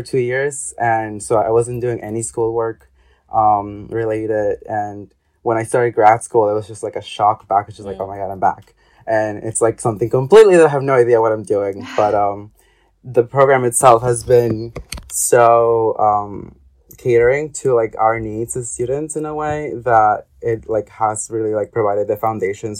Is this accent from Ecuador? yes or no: yes; Ecuador; moved away; I am originally from Ecuador.